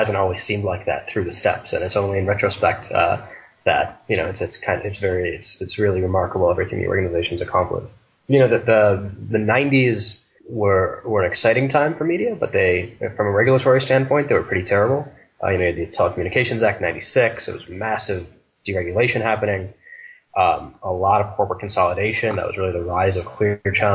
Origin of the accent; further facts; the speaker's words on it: Detroit, Michigan, United States; now in Philadelphia, United States; I'm from Detroit